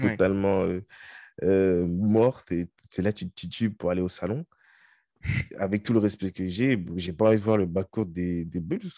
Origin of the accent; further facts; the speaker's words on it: France; nous, on est français